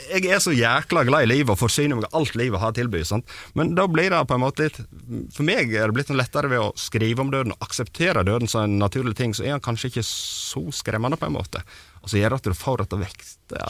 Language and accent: Norwegian; Sogn, Vestland, Norway; Vi er fra Sogn og spiller metal